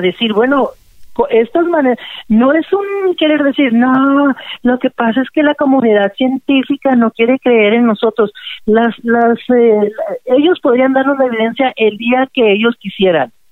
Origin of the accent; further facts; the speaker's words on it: Mexicali, Baja California, Mexico; Yo crecí, ¿verdad?, toda mi infancia ya en Mexicali, en la California